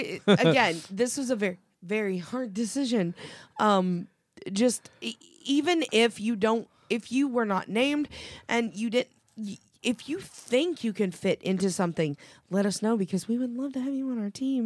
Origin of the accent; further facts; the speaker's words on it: Oklahoma, United States; I'm from Oklahoma.